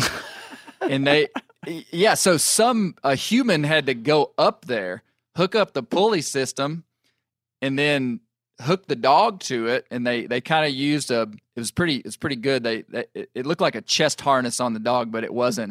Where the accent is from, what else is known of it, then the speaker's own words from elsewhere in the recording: United States; as a American houndsman